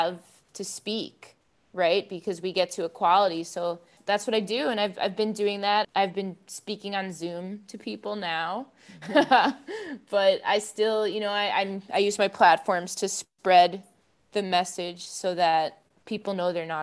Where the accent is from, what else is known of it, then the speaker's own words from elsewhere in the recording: Long Island, New York, United States; I grew up on Long Island, New York